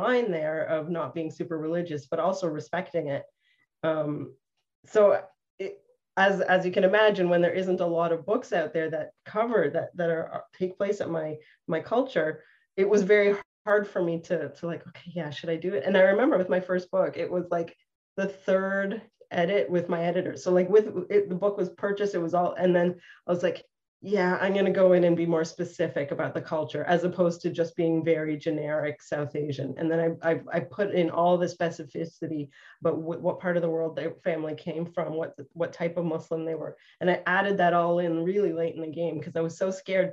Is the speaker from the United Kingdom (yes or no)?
no; Canada; I'm the only Canadian in the group, but I'm Canadian and my parents are from East Africa